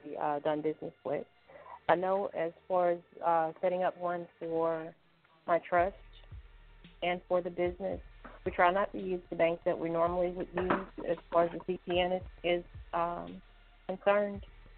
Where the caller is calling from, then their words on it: Louisiana, United States; I'm calling from the boot, which is Louisiana.